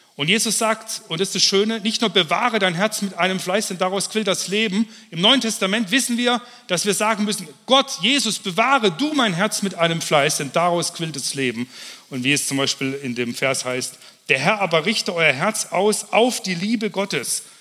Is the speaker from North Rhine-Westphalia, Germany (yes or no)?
no; Kempten, Bavaria, Germany; In Kempten, wo ich herkomme